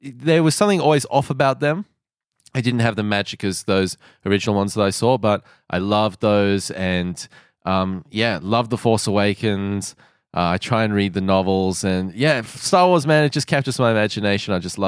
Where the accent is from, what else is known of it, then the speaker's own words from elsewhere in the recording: England, United Kingdom; accent: pommy; I'm from England. I'm sorry.